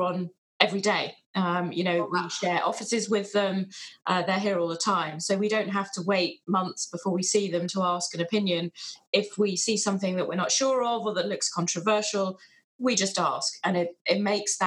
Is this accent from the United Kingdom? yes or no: yes; England, United Kingdom; We're English